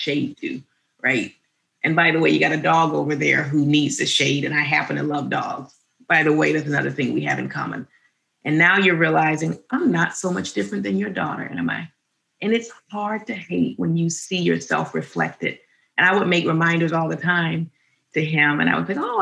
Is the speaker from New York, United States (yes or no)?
no; Birmingham, Alabama, United States; We grew up in Alabama, Birmingham, Alabama